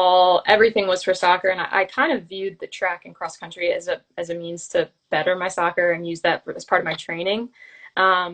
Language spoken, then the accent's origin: English; Glenside, Pennsylvania, United States; also born or lived in West Chester, Pennsylvania / Orlando / Chicago; I'm from the Philadelphia area, Glenside, Pennsylvania